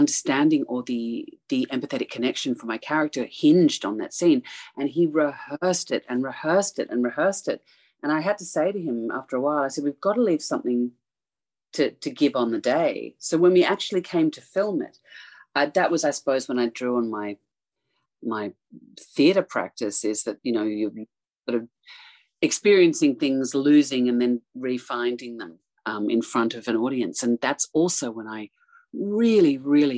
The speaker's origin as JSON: {"language": "English", "country": "Australia", "tie": "born or raised there", "said": "growing up in Australia"}